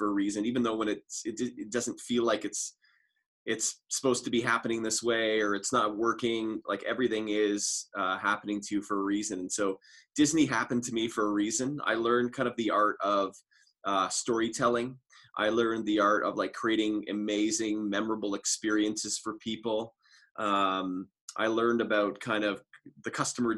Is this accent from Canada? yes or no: yes; Toronto, Ontario, Canada; moved away as an adult; also born or lived in Orlando, Florida; now in Calgary, Canada; I'm originally from Toronto